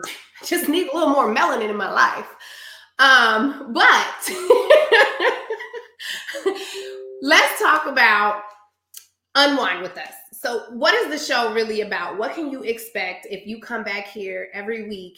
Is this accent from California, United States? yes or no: no; Des Moines, Iowa, United States; now in Dallas, United States; Born and raised in Des Moines, Iowa, currently residing in Dallas, Texas.